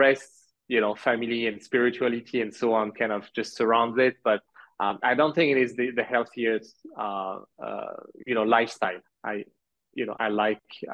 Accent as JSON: {"language": "English", "country": "France", "tie": "born or raised there", "also_born_or_lived": "Canada / Halifax, Nova Scotia", "moved": "as an adult", "lives_now": "Massachusetts, United States", "said": "I was born in Canada. My parents are Algerian. I grew up in France most of my life"}